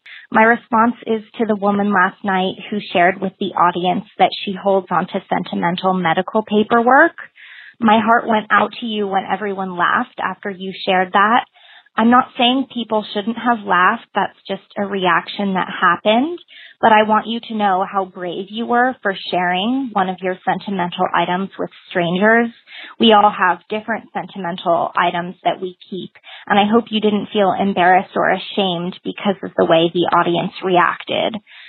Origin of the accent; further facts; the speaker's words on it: Midwest, United States; And being a Midwesterner, I really don't like to be rude